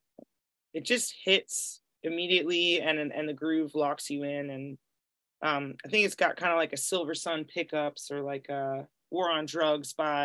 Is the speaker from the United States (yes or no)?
yes; Greenfield, Massachusetts, United States; moved away; also born or lived in Boston, Massachusetts; I grew up in Western Massachusetts